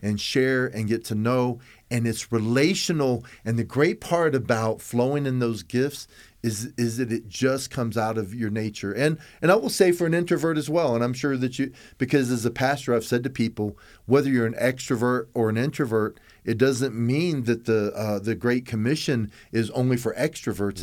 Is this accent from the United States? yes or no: yes; Tampa, Florida, United States; I was raised in Tampa